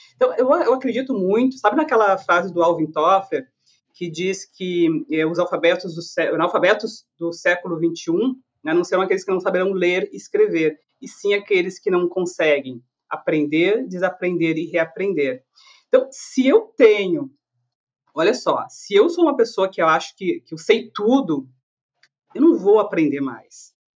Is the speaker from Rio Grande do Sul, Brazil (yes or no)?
yes; Canoas, Rio Grande do Sul, Brazil; also born or lived in Porto Alegre; eu sou de Canoas, que é uma cidade da região metropolitana de Porto Alegre